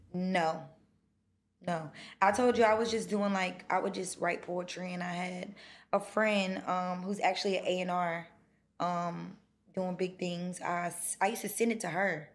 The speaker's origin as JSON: {"language": "English", "region": "North Carolina", "country": "United States", "tie": "born or raised there", "moved": "yes", "lives_now": "Atlanta, United States", "said": "I grew up in North Carolina"}